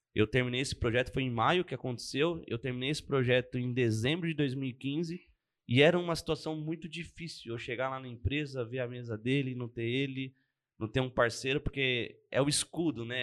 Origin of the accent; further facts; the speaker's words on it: Arujá, São Paulo, Brazil; moved away; Eu sou de Arujá, né? Na verdade eu nasci em Arujá e hoje não moro mais lá, mas comecei minha vida lá.